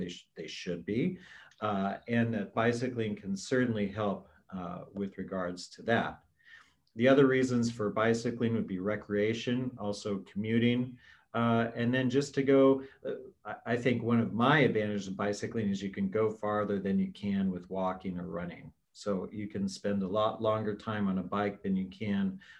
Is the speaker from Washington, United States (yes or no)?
yes; Washington, United States; now in Washington, D.C., United States; my home state of Washington State